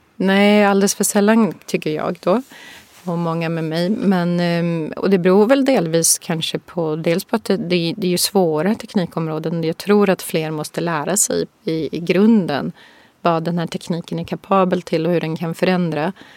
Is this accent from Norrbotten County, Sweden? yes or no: yes; Boden, Norrbotten County, Sweden; moved away as an adult; also born or lived in Tokyo / San Francisco / Singapore; Jag är ju född i Norrbotten, i Boden